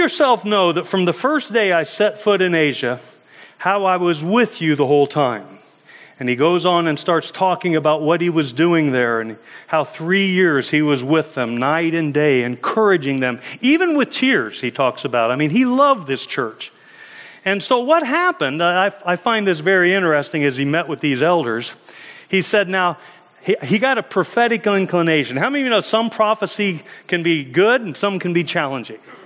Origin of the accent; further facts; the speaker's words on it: United States; I'm from America